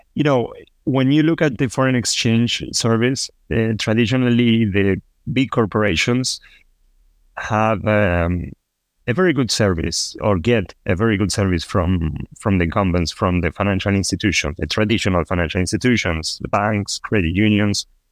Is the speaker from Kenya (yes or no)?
no; Buenos Aires, Argentina; also born or lived in Costa Rica / Peru; now in Toronto, Canada; I am originally from Argentina. I was born in Buenos Aires, uh, but I lived in Costa Rica. I lived in Peru, and now I'm living in Canada.